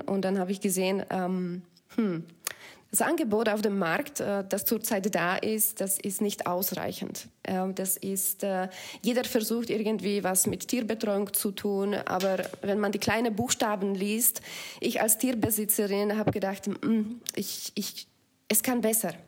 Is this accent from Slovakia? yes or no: yes; Slovakia; German is a second language; moved away as an adult; also born or lived in Belgium; now in Germany; Ich bin mit Tieren auch auf Bauernhof aufgewachsen in der Slowakei